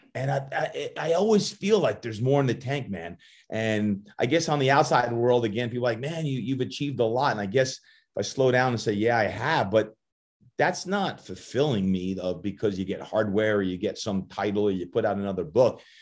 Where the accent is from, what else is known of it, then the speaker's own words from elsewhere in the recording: New Jersey, United States; moved away as an adult; also born or lived in Virginia; I'm originally from Jersey, so I got that Jersey blood in me, and, uh, I was the youngest of eight kids, and my mom and dad got divorced when I was just five, and having five sisters, two brothers growing up in Jersey